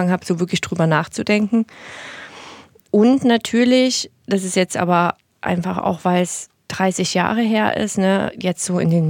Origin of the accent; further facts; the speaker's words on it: East Germany, Germany; born there; Also ich bin halt in Ostdeutschland geboren, von daher, ne, wie ich es schon gesagt habe, habe ich natürlich viele Dinge mitgegeben bekommen, die wahrscheinlich ziemlich ostdeutsch sind.